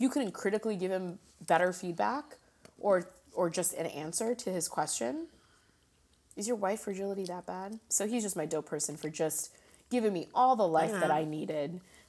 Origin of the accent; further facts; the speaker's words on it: India; they're not Indians because I'm an Indian. Indians are from India.